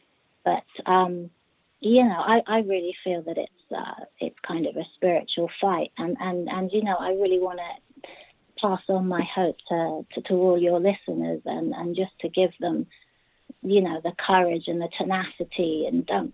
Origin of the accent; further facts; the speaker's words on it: Bristol, South West England, United Kingdom; I'm from Bristol.